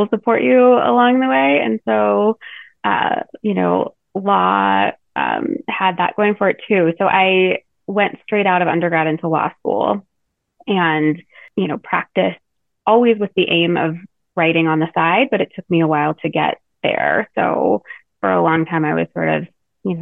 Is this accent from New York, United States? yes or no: no; Colorado, United States; I grew up in Colorado